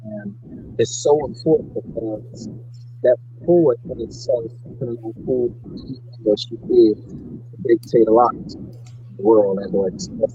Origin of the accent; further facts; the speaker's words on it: Fort Lauderdale, Florida, United States; born and raised in Broward County, Fort Lauderdale, Florida